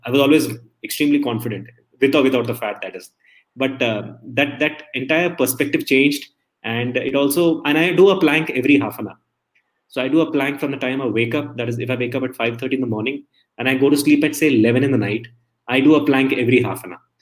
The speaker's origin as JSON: {"language": "English", "region": "Delhi", "country": "India", "tie": "born or raised there", "also_born_or_lived": "Palakkad", "moved": "as an adult", "lives_now": "Bangalore, India", "said": "I was born and brought up in Delhi"}